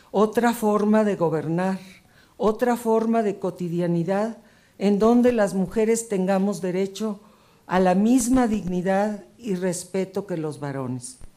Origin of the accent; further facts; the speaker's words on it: Mexico; nuestra esperanza se desvanecería, quizás, sobre todo la mía como mujer y como mexicana